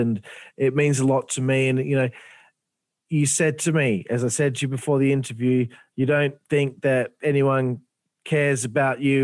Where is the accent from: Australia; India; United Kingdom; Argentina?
Australia; I'm Australian.